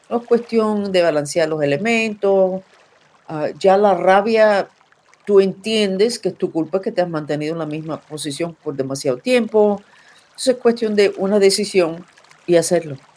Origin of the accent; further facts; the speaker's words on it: Cuba; soy cubana, especialista en todas las habilidades psíquicas muy desarrollado